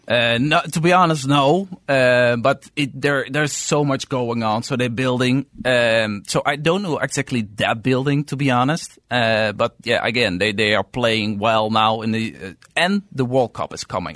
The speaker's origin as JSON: {"language": "English", "town": "Amsterdam", "region": "North Holland", "country": "Netherlands", "also_born_or_lived": "New York City", "moved": "as an adult", "lives_now": "Los Angeles, United States", "said": "I'm originally, I'm from Amsterdam, so from Europe. And I moved from Europe to New York City two years ago."}